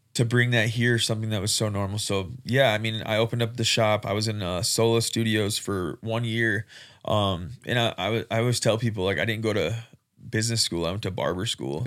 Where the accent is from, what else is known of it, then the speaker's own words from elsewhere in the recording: Rapid City, South Dakota, United States; I'm born and raised in Rapid City